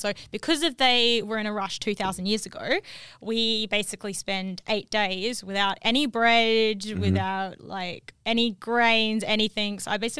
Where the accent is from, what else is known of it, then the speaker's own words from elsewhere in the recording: New Zealand; also born or lived in Perth, Australia; So I was raised by lots of South Africans. I'm from New Zealand originally.